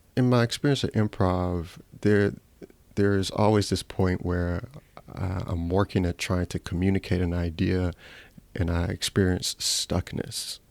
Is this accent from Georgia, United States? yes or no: yes; Atlanta, Georgia, United States; also born or lived in Ghana; I was born in Ghana, lived there for seven years, came and immigrated to the United States, to Southwest Atlanta.